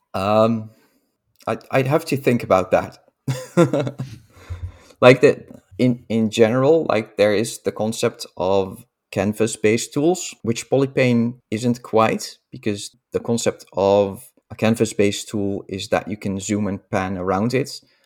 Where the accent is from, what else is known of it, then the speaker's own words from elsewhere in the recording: Netherlands; accent: Dutch; I'm Dutch, as you can probably hear from my accent.